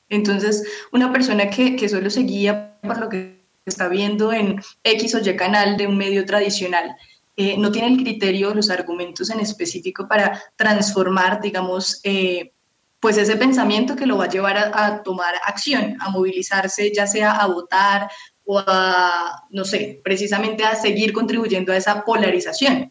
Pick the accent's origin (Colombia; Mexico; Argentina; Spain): Colombia; como colombianos, eh, si, tenemos ese sentido de pertenencia por nuestro país